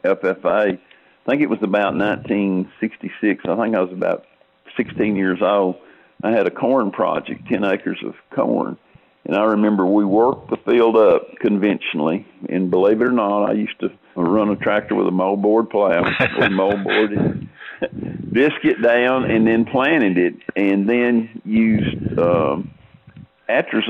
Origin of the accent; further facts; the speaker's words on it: Savannah, Tennessee, United States; I grew up in Tennessee in Hardin County, which is county seat Savannah, Tennessee